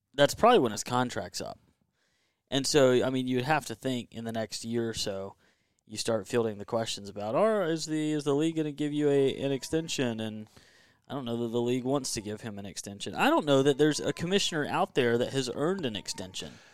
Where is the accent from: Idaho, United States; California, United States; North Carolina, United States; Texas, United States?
North Carolina, United States; Kinston; I was from Kinston